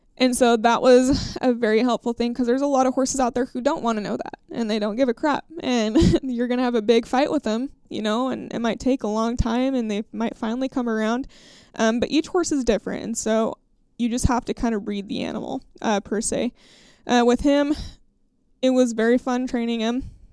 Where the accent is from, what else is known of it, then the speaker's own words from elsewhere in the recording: Idaho, United States; my home state of Idaho.